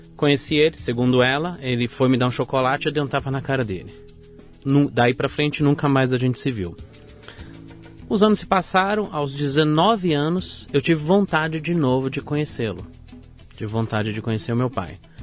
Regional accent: São Bernardo do Campo, São Paulo, Brazil; also born or lived in Vila Prudente, São Paulo; Eu nasci na Vila Prudente, São Paulo, e sou criado desde os meus dois anos de idade em São Bernardo do Campo

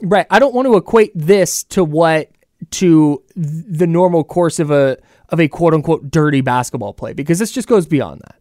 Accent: Bay Area, California, United States; I grew up in the Bay Area

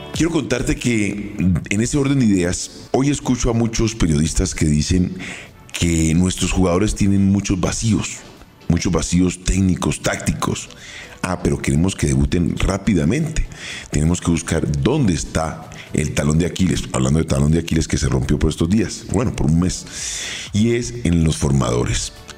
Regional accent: Colombia; Somos colombianos, sudamericanos

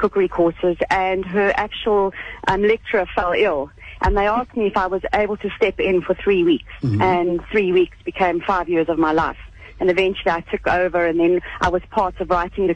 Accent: Free State, South Africa; also born or lived in Paris / Cape Town; my Free State upbringing is still very much a part of me

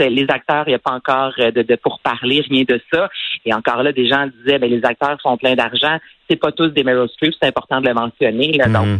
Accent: Quebec, Canada; je suis québécoise

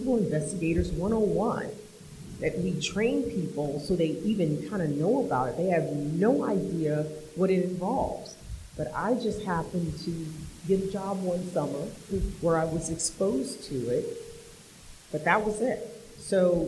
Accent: Washington, United States; moved away as an adult; now in Washington, D.C., United States; I grew up in Washington State and I live in Washington, D.C.

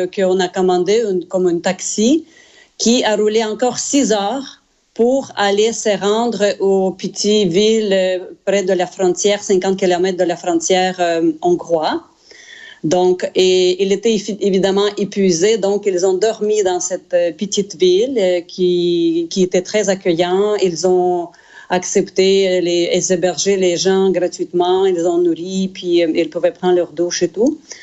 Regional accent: Zaporizhzhia, Zaporizhzhia Oblast, Ukraine; now in Canada; ma ville natale, de Zaporogier

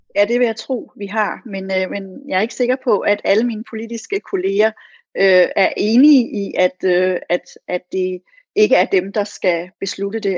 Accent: Odense, Southern Denmark, Denmark; i Odense, hvor jeg kommer fra

